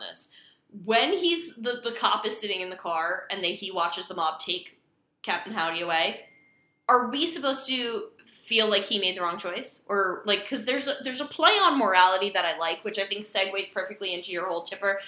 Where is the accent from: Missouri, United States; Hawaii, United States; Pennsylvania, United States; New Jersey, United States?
New Jersey, United States; Hudson County; I grew up in Hudson County